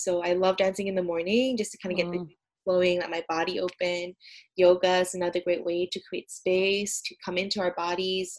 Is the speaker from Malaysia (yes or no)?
yes; Malaysia; moved away as an adult; now in United States; I'm originally from Malaysia